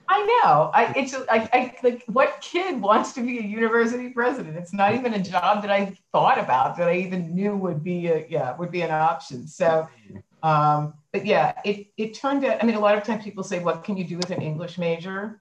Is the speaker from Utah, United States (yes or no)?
no; Philadelphia, Pennsylvania, United States; also born or lived in New York City; I was born in in Philadelphia and grew up um, in in Philadelphia